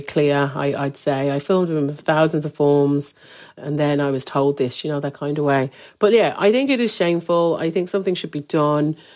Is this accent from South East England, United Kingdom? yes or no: no; Birmingham, West Midlands, United Kingdom; moved away as an adult; also born or lived in Dublin, Ireland; now in Donegal, Ireland; growing up in Birmingham, um, I always loved it. But from nineteen, I left and travelled and studied in different places.